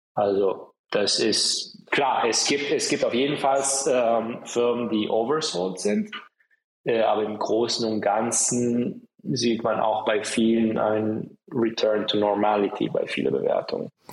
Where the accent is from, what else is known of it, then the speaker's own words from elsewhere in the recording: Italy; moved away; ich bin auch in Italien aufgewachsen